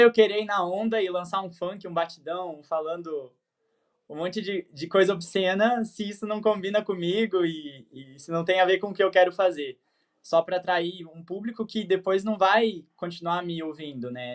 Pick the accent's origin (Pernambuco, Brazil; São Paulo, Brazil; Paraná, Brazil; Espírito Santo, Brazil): Paraná, Brazil; Terra Roxa; Eu nasci em Terra Roxa, Paraná